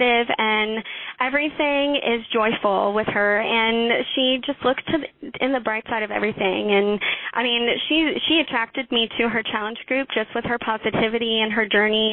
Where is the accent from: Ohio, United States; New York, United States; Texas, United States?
Texas, United States; Houston; now in Leander, United States; So I'm from Leander, Texas, originally from Houston.